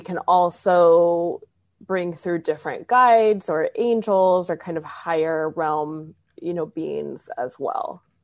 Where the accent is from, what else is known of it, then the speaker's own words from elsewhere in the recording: Arizona, United States; I grew up in Arizona